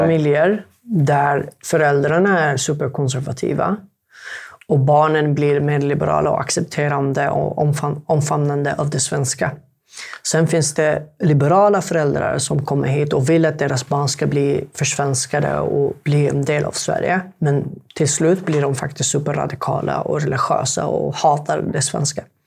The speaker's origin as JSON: {"language": "Swedish", "country": "Yemen", "second_language": "Swedish", "moved": "yes", "lives_now": "Sweden", "said": "jag är jemenit"}